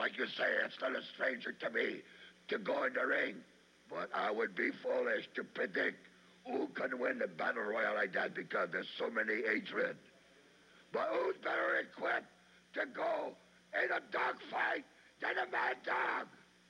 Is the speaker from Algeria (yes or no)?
yes; Algeria; When I was brought up in Algeria, every day of my life, I had to fight gangs of thugs just to survive, and that's all.